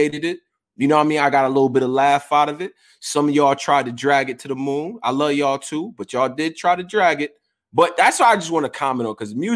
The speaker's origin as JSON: {"language": "English", "town": "Houston", "region": "Texas", "country": "United States", "tie": "born or raised there", "said": "I was born in Houston"}